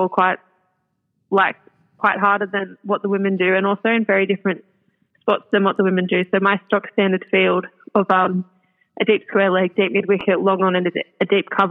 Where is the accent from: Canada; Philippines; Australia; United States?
Australia; Singleton, New South Wales; growing up in the Hunter Valley